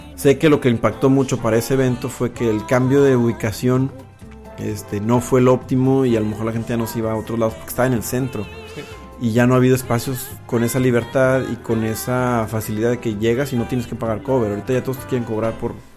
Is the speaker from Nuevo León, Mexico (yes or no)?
yes; Monterrey, Nuevo León, Mexico; also born or lived in New England; nací y crecí aquí en Monterrey